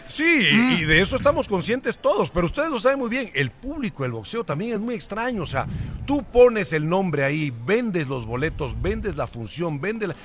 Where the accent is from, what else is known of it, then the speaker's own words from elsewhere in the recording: Panama; moved away; also born or lived in Monterrey, Mexico; Yo soy nacido en Panamá